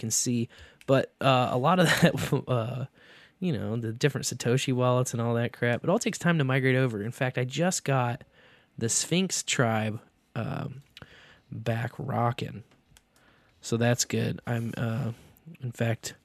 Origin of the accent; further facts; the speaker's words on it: Kearney, Missouri, United States; Fun Farm in my hometown. In Kearney. Kearney, yeah. Missouri